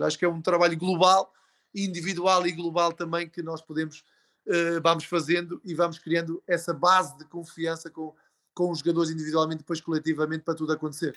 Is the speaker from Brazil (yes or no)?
no; Portugal; Nós temos uma coisa enquanto portugueses